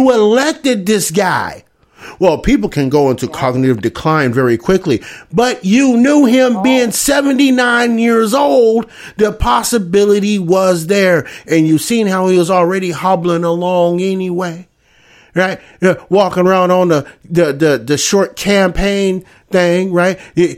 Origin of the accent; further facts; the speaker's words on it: Scranton, Pennsylvania, United States; I grew up in Scranton. Ain't that many Puerto Ricans in Scranton?